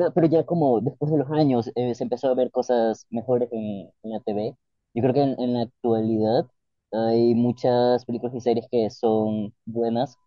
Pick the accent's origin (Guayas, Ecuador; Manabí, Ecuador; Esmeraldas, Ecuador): Guayas, Ecuador; Guayaquil; moved away as an adult; now in Paris, France; soy de Guayaquil, crecí en una familia bastante creyente